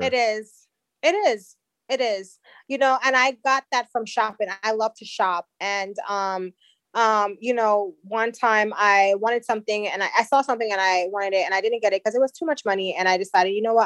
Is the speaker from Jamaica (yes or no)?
yes; Jamaica; I'm Jamaican